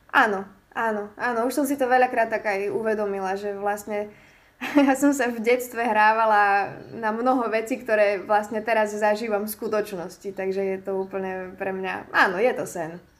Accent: Michalovce, Košice Region, Slovakia; som vlastne z Michaloviec

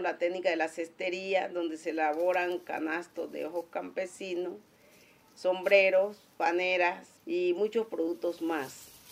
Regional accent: Magüí Payán, Nariño, Colombia; now in Cali, Colombia; soy de Maguipayán, Nariño, residente en Cali

